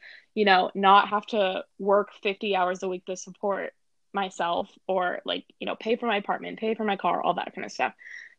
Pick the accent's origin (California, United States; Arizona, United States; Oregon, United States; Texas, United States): Texas, United States; Austin; also born or lived in Los Angeles, United States; So, I like to say that I'm from Austin because I pretty much grew up in Austin. I moved here when I was 10 years old and I lived here until I was 18. And then I moved to LA.